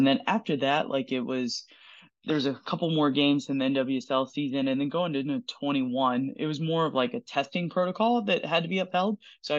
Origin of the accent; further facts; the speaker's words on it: Durham, North Carolina, United States; moved away as an adult; also born or lived in Waco, Texas / Auburn, Alabama; now in Seattle, United States; I started off born and raised in Durham, North Carolina.